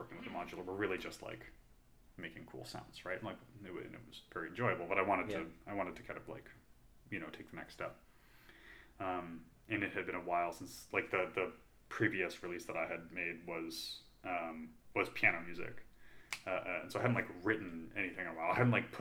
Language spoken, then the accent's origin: English; Canada; now in United States; I'm an immigrant, so I'm from Canada